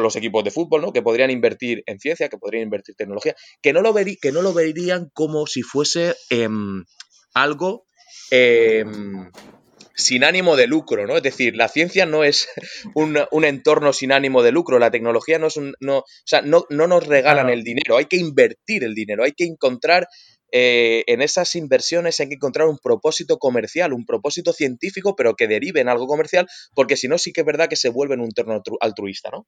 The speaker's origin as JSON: {"language": "Spanish", "country": "Spain", "said": "nosotros como españoles"}